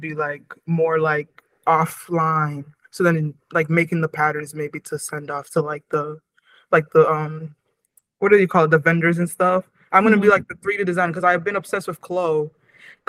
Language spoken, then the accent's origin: English; Waltham, Massachusetts, United States; growing up in Waltham